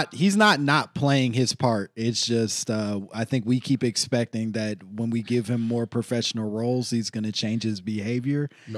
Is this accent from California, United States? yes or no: no; Oak Park, Illinois, United States; I'm from Oak Park, Illinois, which is a suburb of Chicago, but Chicago land area.